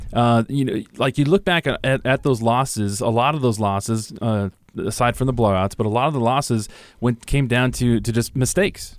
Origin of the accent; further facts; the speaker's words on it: California, United States; moved away; growing up in California